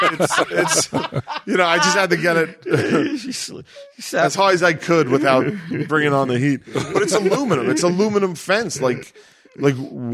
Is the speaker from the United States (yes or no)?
yes; United States; I grew up in the United States